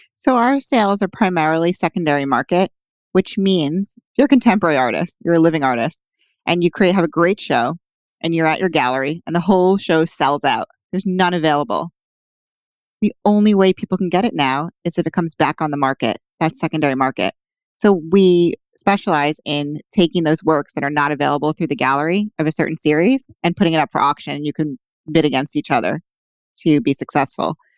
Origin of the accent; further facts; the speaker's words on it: New York City, New York, United States; also born or lived in Boston; I also could live at home because I'm from Manhattan.